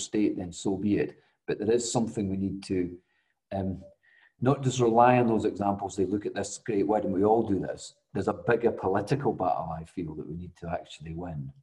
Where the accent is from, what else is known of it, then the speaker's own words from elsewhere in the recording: Scotland, United Kingdom; I'm Scottish